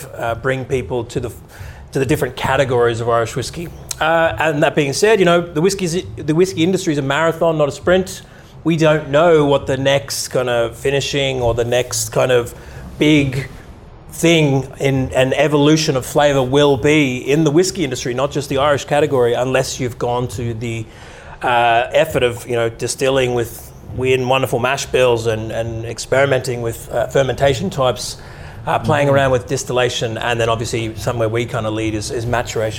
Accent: Australia; moved away as an adult; also born or lived in Ottawa, Canada / London / Ireland; I grew up in Australia

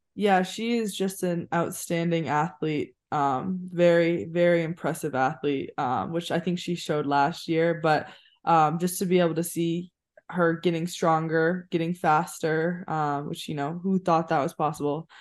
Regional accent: Maine, United States; born or raised there; moved away as an adult

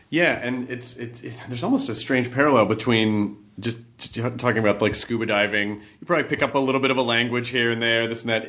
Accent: United States; being American

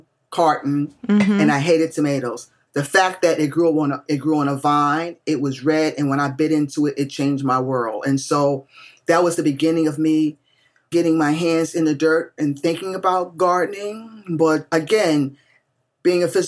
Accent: New York City, New York, United States; I grew up in New York City. I grew up in the projects, y'all. Jacob Riis houses, 10th Street Avenue, D, in the Lower East Side.

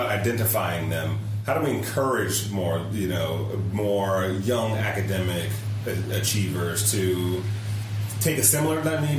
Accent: Michigan, United States; I grew up in Michigan.

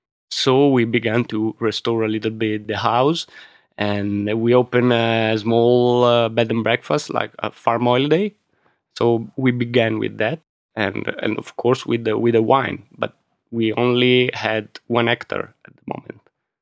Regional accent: Milan, Lombardy, Italy; English is a second language; But my father was an engineer, so he left the region in the 60s and 70s. And so we grew up in Milano, me and my brother.

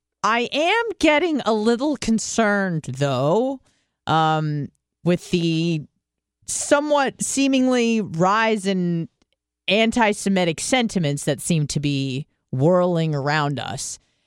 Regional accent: Israel; born there; but I was born in Israel.

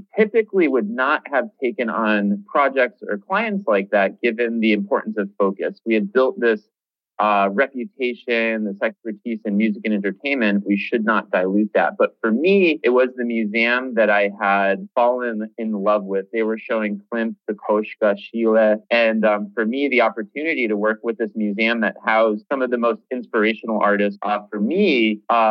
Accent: about 2 hours west of Boston, Massachusetts, United States; now in Boston, United States; I didn't grow up in Boston. I grew up about 2 hours west of Boston

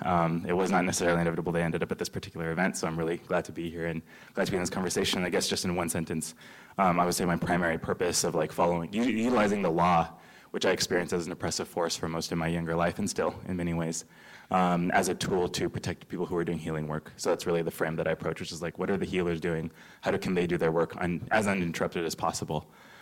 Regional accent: Fresno, California, United States; I grew up in Fresno, California, son of two immigrants, and politically socialized during the Bush era, post 9/11, young Muslim, confused, seeking truth

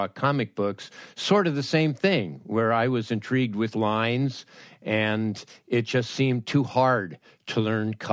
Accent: Los Angeles, California, United States; The San Fernando Valley in Los Angeles

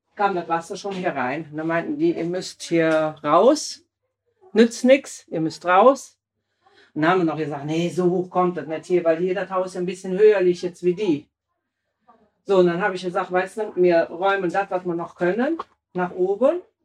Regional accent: Hamburg, Germany; als Hamburger sind wir ja, äh, sind wir äh, äh, Hochwasser erprobt

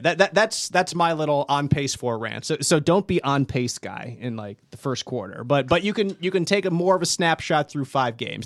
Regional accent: Philadelphia, Pennsylvania, United States; Growing up in Philadelphia

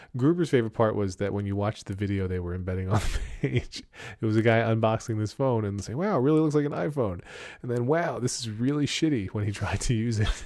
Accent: Pennsylvania Dutch country, United States; I'm from Pennsylvania Dutch country

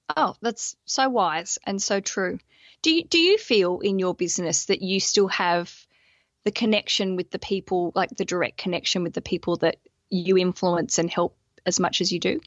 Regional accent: Australia; moved away as an adult; now in London, United Kingdom

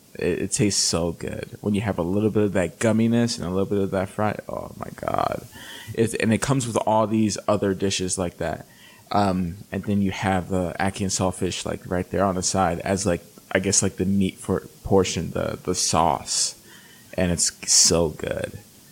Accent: Jamaica; I'm Jamaican, so I grew up on Jamaican food.

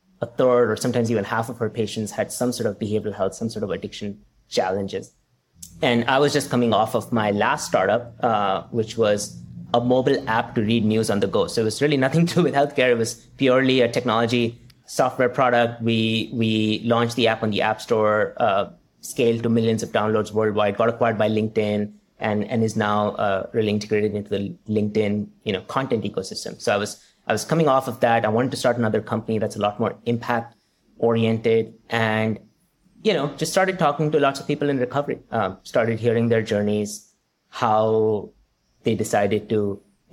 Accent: India; moved away; growing up in India

